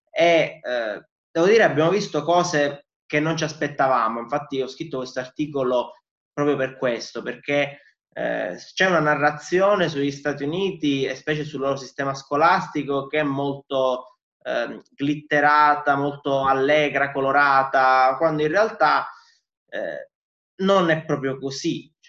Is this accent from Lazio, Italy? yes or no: no; Palermo, Sicily, Italy; vengo da Palermo